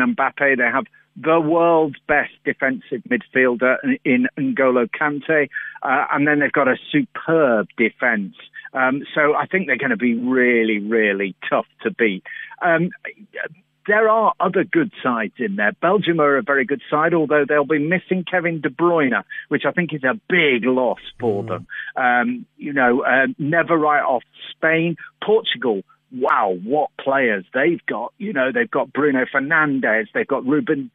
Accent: England, United Kingdom; We're English

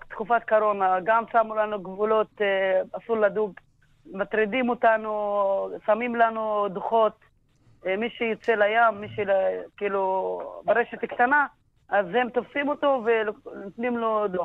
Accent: Jisr az-Zarqa, Haifa District, Israel; Hebrew is a second language; כן, נולדתי בג'יסר א-זרקא, גדלתי בג'יסר א-זרקא.

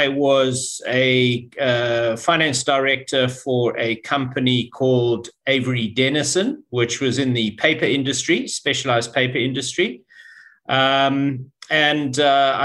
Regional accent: Zimbabwe; moved away as an adult; also born or lived in Cape Town, South Africa; I was born in Zimbabwe, educated in Zimbabwe. And then did my tertiary education in Cape Town in South Africa.

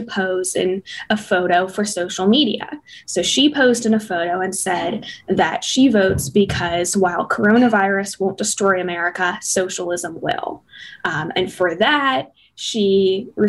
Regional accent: Columbus, Ohio, United States; moved away as an adult; now in Chicago, United States; I'm from Columbus, Ohio

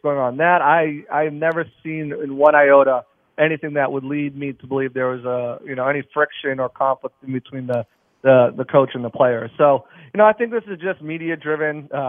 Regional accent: Boston, Massachusetts, United States; now in Tampa, United States; I'm from Boston originally

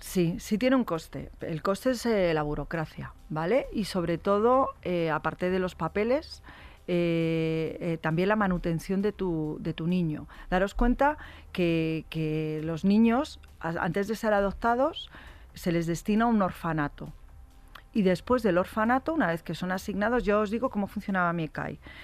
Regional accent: Madrid, Community of Madrid, Spain; Yo eh, soy de Madrid

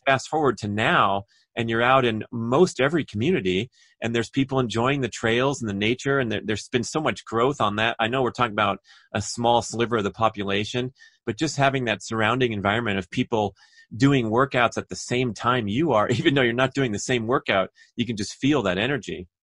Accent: Los Angeles, California, United States; born or raised there

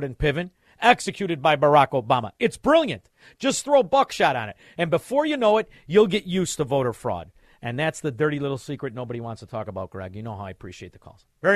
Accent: Chicago, Illinois, United States; I'm from Chicago, Illinois, where they perfected the mafia

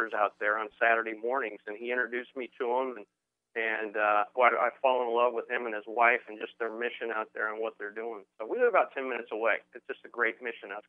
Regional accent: Oregon, United States; moved away as an adult; also born or lived in Safety Harbor, Florida; I was originally from Oregon

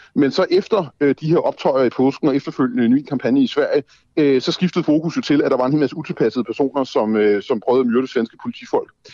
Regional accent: Denmark; also born or lived in Copenhagen; jeg jo er dansker og bor i Danmark og har boet i København i 20 år

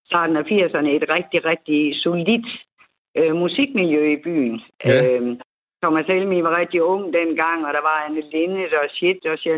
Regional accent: Aarhus, Central Denmark Region, Denmark; jeg er jo Aarhusianer og er født og opvokset her

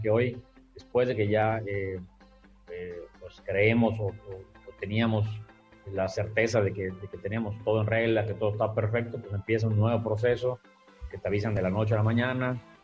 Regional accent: Yucatán, Mexico; nosotros la directiva todos somos, todos somos eh, yucatecos, crecimos acá

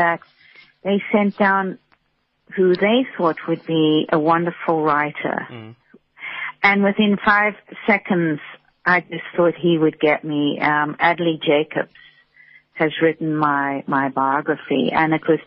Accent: South Africa; moved away as an adult; also born or lived in United States; coming back to South Africa, and, you know, I've lived back here now for 8 years

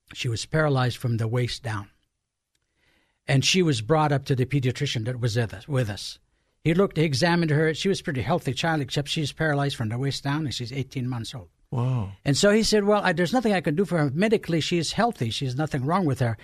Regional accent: Egypt; born or raised there; moved away

